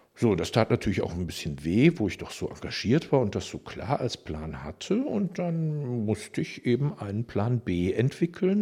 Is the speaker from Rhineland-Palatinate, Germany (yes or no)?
no; Düsseldorf, North Rhine-Westphalia, Germany; ich bin tatsächlich in Düsseldorf geboren in den 60er Jahren